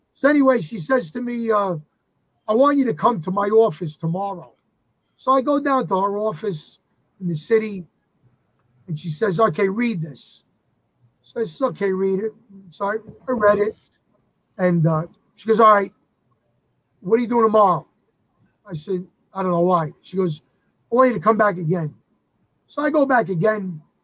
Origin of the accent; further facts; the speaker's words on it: New York City, New York, United States; I come from the Bronx, New York. I still live here.